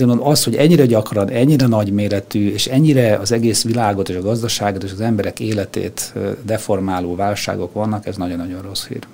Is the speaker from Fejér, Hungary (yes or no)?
no; Budapest, Hungary; also born or lived in Lake Balaton; Tőzsdőkeres Budapesti vagyok